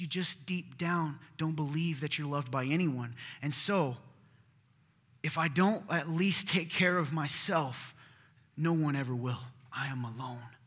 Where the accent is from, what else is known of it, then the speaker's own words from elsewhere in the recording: the South, United States; I'm from the South